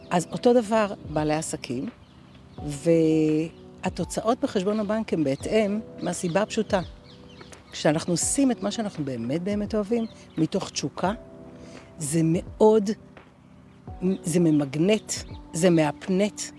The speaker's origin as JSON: {"language": "Hebrew", "country": "Australia", "said": "אני אוסטרלית, by definition, עם פספורט. אה, חייתי כמה שנים טובות באוסטרליה."}